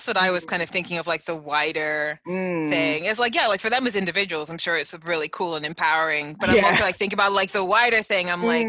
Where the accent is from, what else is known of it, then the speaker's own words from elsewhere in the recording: Reading, South East England, United Kingdom; Oh, so my family moved from, on my mom's side, they're Trinidadian and Jamaican, leaning more towards Trinidadian. So they moved to Reading in the 50s and 60s, and we've been here ever since.